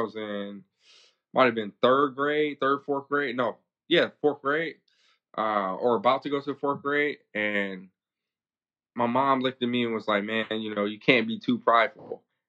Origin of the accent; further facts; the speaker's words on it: California, United States; also born or lived in Hawaii; So originally I was born in Hawaii to a father who was in the Marine Corps at the time. My mom was originally from Compton, California. So we bounced around for a little bit, ended up in California.